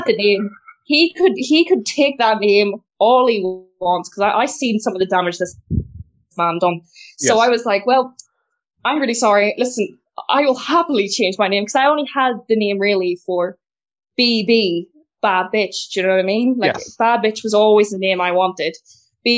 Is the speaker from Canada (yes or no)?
no; Belfast, Northern Ireland, United Kingdom; I'm from Belfast in the north of Ireland